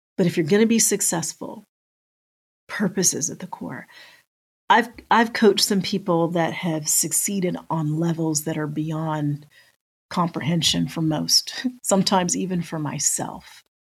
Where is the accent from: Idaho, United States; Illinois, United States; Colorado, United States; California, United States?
Colorado, United States; just outside of Denver; moved away as an adult; also born or lived in Metro Atlanta; now in Atlanta, United States; we grew up just outside of Denver, that we were both living in Metro Atlanta